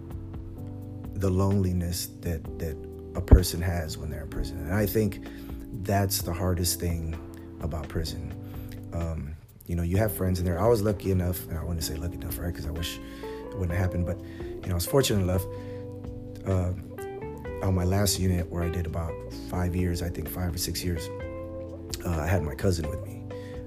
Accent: San Antonio, Texas, United States; I'm from San Antonio

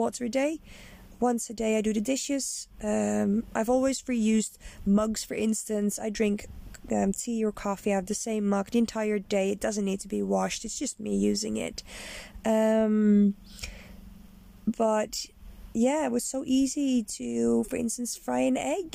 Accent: Netherlands; moved away; I am Dutch. I'm originally from the Netherlands

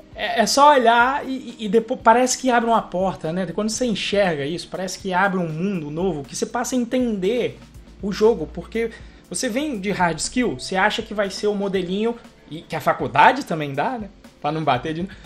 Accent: Brazil; eu sou do Brasil

